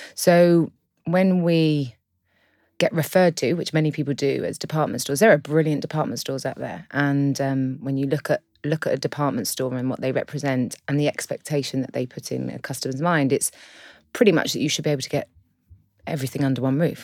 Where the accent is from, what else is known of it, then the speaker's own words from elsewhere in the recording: London, United Kingdom; I'm from London.